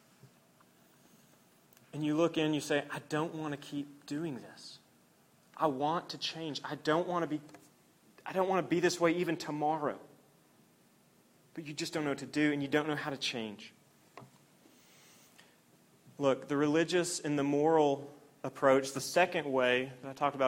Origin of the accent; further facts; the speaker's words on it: Oklahoma, United States; I grew up in Oklahoma